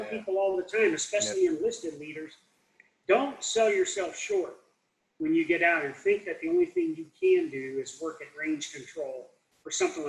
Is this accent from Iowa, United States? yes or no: yes; Davenport, Iowa, United States; I grew up in Davenport, Iowa